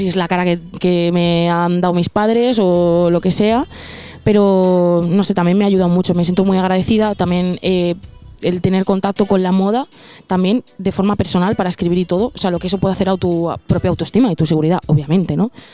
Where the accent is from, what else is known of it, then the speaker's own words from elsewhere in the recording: Cantabria, Spain; moved away as an adult; now in Madrid, Spain; yo empecé en Cantabria, en un sitio en el que hay prácticamente muy poca escena